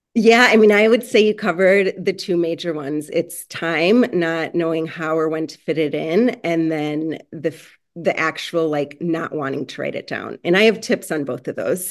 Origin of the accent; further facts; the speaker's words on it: Chicago, Illinois, United States; moved away as an adult; now in Los Angeles, United States; originally from Chicago, but now living in Los Angeles.